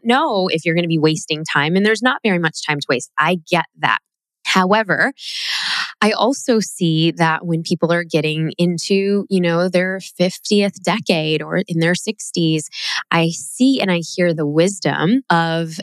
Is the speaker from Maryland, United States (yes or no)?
no; Chicago, Illinois, United States; growing up in Chicago